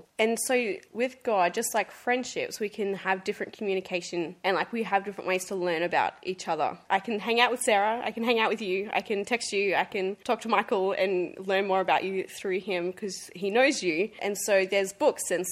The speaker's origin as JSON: {"language": "English", "town": "Gold Coast", "region": "Queensland", "country": "Australia", "tie": "born or raised there", "said": "grew up on the Gold Coast"}